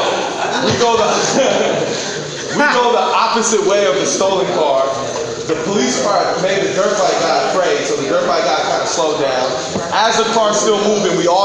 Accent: San Francisco, California, United States; I'm from Frisco

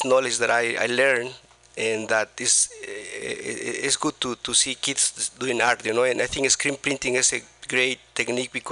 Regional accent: Oaxaca, Mexico; now in San Francisco, United States; I'm from Mexico, from the state of Oaxaca, and I came here in 1983.

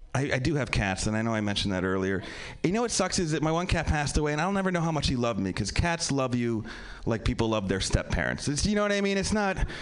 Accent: Pennsylvania, United States; also born or lived in New York; now in Los Angeles, United States; I'm from Pennsylvania. I live in L.A. now.

